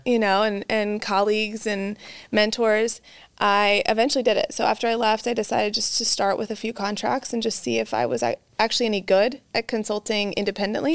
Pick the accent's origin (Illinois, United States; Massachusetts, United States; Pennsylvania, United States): Illinois, United States; central; now in Texas, United States; I'm from Illinois. Um, I'm a Texas transplant, so I'm here for life now. But from, uh, Illinois, a small town in central Illinois